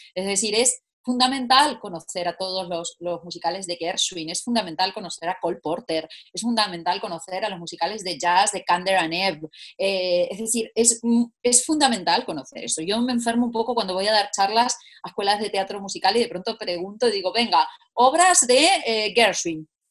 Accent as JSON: {"language": "Spanish", "country": "Italy", "moved": "yes", "lives_now": "Spain", "said": "como buena italiana"}